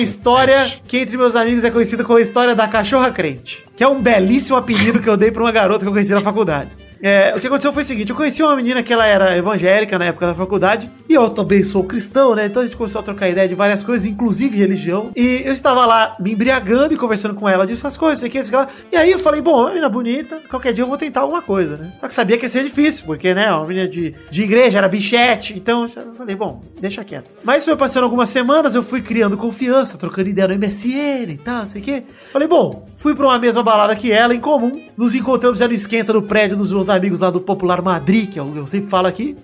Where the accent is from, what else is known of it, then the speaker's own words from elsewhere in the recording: Araraquara, São Paulo, Brazil; moved away; lá na minha cidade natal, lá em Araraquara